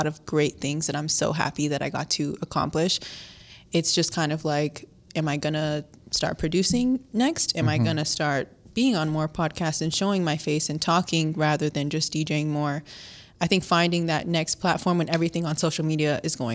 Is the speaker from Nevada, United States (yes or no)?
yes; Las Vegas, Nevada, United States; I'm born and raised in Las Vegas.